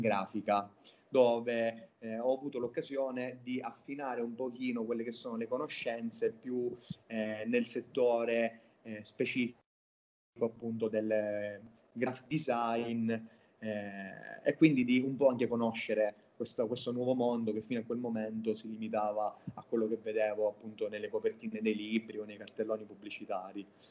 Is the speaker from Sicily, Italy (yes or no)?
yes; Catania, Sicily, Italy; moved away as an adult; now in Berlin, Germany; sono originario di Catania in Sicilia